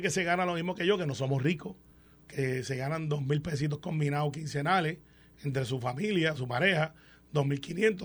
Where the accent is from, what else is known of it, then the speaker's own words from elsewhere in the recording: Puerto Rico; como puertorriqueño